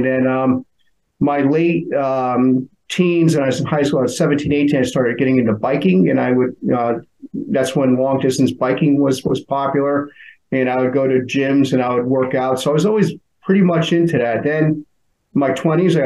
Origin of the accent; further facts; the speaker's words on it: Connecticut, United States; I grew up in Connecticut. You know, always been on a shoreline town near the ocean